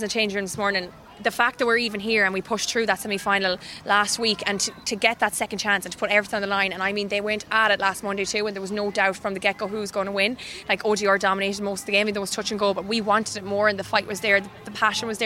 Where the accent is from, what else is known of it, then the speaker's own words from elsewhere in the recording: Claremorris, Connacht, Ireland; now in New York, United States; I'm from Clamaris in County Mayo.